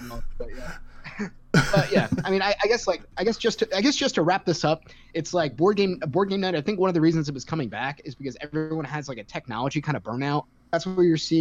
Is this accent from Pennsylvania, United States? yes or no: no; New York, United States; now in Raleigh, United States; I'm a New Yorker. I don't know if it's obvious from my voice, but I'm not native to Raleigh